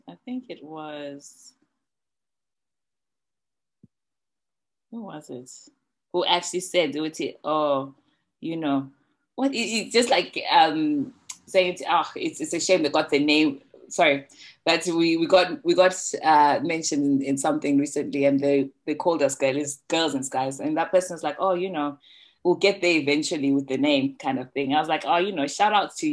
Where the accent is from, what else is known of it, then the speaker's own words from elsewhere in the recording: Bulawayo, Zimbabwe; now in United Kingdom; we are from Bulawayo